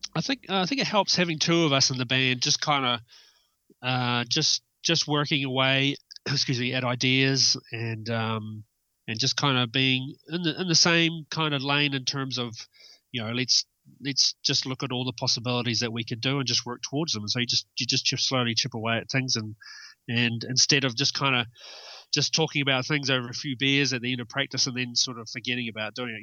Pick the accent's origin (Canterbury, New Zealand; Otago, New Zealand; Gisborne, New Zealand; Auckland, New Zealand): Otago, New Zealand; Milton; moved away as an adult; also born or lived in Dunedin; now in Wellington, New Zealand; I grew up in the South Island, uh, a place called Milton